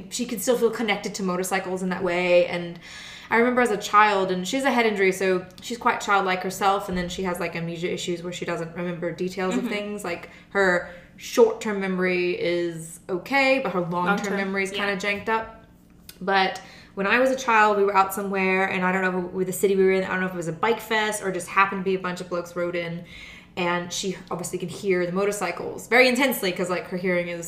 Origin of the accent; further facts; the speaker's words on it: Germany; moved away; I grew up in Germany